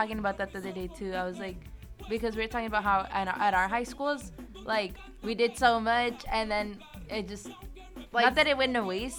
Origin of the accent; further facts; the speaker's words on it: Desert Hot Springs, California, United States; I went to DHS.